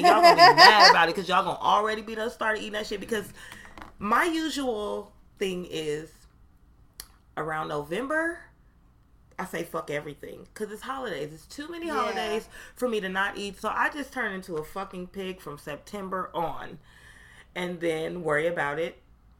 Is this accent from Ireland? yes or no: no; Canada; Still a square. I'm still Canadian. And I'm still a child star that just grew up checks.